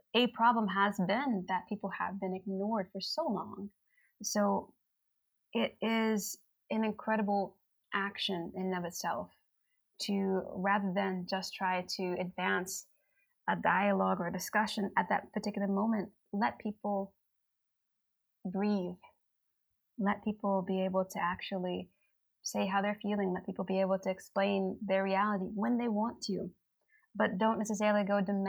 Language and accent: English; United States; now in Helsinki, Finland; people like us who are from the black diaspora, the African diaspora, that immigrated here